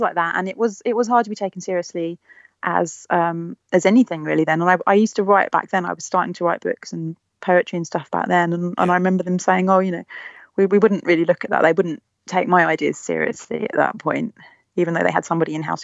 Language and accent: English; London, United Kingdom; I was from East London.